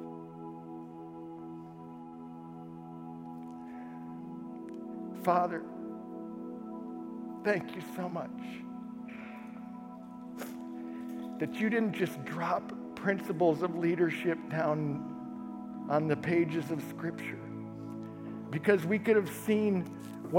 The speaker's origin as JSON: {"language": "English", "country": "United States", "said": "as American Christians"}